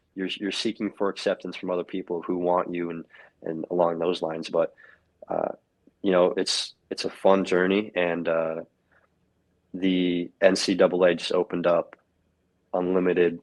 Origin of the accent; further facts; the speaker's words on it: Knoxville, Tennessee, United States; moved away; I grew up in Knoxville, Tennessee. That's my home.